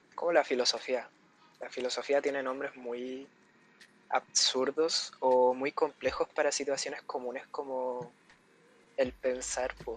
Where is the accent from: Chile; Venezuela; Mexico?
Chile; now in Santiago, Chile; somos chilenos comunes, somos clase media. Y, bueno, cada quien está en una esquina de Santiago